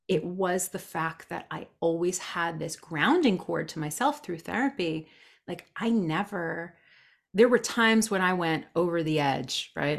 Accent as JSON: {"language": "English", "region": "New Jersey", "country": "United States", "tie": "born or raised there", "said": "born and raised in New Jersey"}